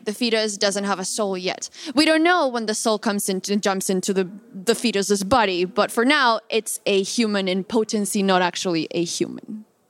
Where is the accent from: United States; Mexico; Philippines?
Mexico; moved away; I come from Mexico